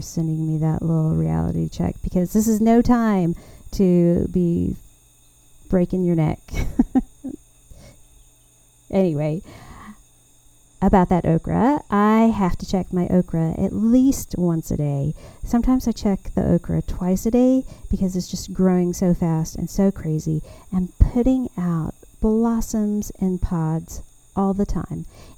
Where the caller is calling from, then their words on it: Taylor, Texas, United States; I'm recording here from Taylor, Texas. And I am just really ready to visit with y'all again about all things gardening in Central Texas.